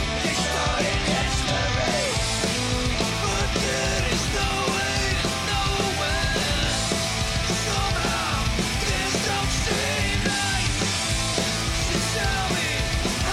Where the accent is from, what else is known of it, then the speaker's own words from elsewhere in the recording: Liverpool, North West England, United Kingdom; from my hometown of Liverpool.